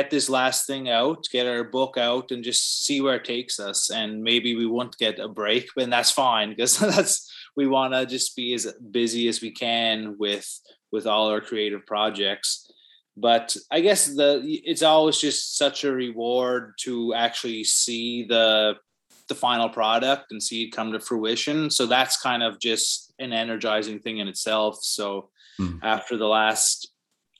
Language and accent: English; Cape Breton Island, Nova Scotia, Canada; now in Halifax, Canada; I'm from Cape Breton Island originally